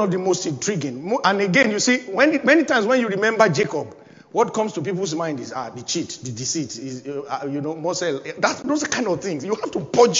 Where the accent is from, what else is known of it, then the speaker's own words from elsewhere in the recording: Nigeria; moved away as an adult; now in United Kingdom; which is one of the languages you speak in my home country, Nigeria